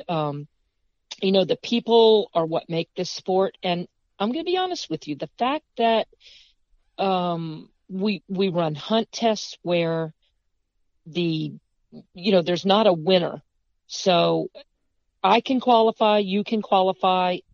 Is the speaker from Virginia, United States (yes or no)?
yes; Fredericksburg, Virginia, United States; also born or lived in Beaufort, South Carolina; I'm from Fredericksburg, you know, very historic city.